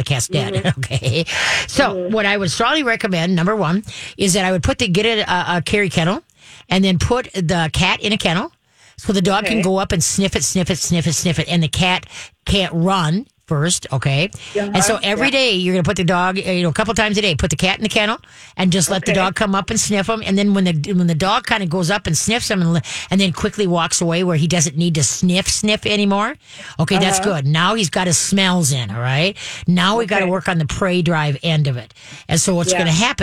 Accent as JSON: {"language": "English", "town": "Roseville", "region": "Minnesota", "country": "United States", "tie": "born or raised there", "said": "where I grew up in Roseville, up in Lipeter and Dale, we had three cemeteries on the corner."}